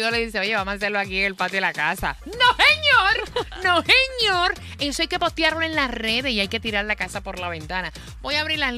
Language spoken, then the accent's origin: Spanish; Puerto Rico; Bueno, yo me crié en Jorén Torres en Puerto Rico y mírame aquí, estoy